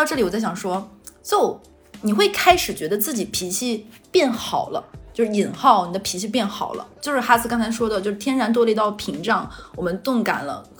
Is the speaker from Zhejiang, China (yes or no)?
no; Xinjiang, China; 巧了，我们新疆人也爱吃烧烤。